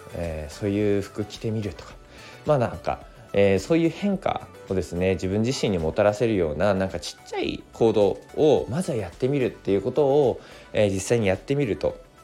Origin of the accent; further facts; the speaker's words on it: Koriyama, Fukushima, Japan; also born or lived in Odaka, Minamisoma, Fukushima; now in Minamisoma, Japan; 福島県郡山市出身